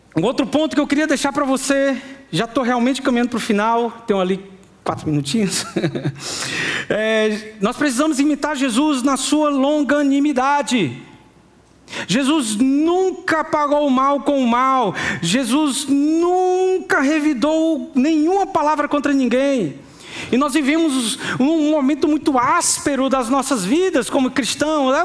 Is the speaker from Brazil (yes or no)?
yes; Fortaleza, Ceará, Brazil; eu, minha esposa, meus filhos, somos de Fortaleza. Nós não somos do sertão